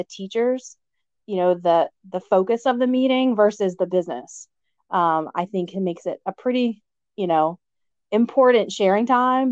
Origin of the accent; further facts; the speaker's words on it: Amelia County, Virginia, United States; I'm from Amelia County, okay. One stoplight, but, you know, great community.